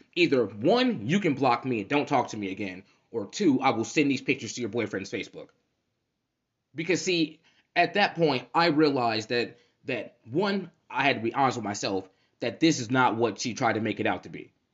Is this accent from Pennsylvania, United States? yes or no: no; Cincinnati, Ohio, United States; moved away as an adult; now in Central Ohio, United States; I'm from Cincinnati